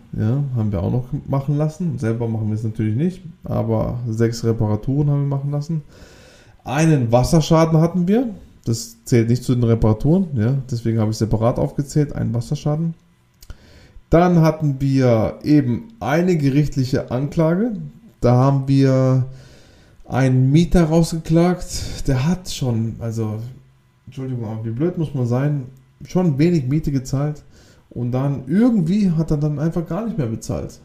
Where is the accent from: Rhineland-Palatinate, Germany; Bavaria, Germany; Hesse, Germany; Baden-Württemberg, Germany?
Baden-Württemberg, Germany; Wir kommen ja auch aus dem Südbaden, also ganz Südwesten Deutschlands